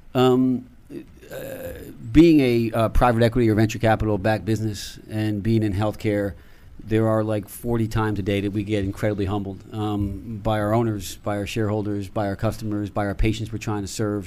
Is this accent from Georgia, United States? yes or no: no; Newburgh, New York, United States; I grew up in Newburgh, New York, which is in the Hudson Valley